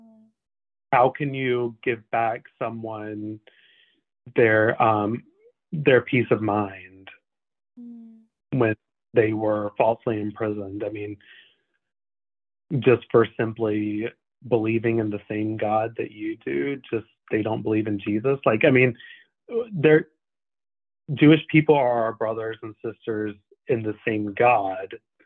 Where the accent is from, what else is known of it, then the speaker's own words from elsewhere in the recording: Canada; I'm like, I didn't vote for him. I'm Canadian.